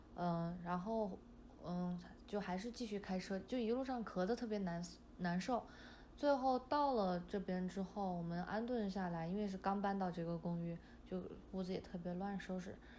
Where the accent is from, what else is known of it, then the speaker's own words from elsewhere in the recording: Chongqing, China; now in United States; 我的老家是在重庆，就离武汉就是挨着挺近的嘛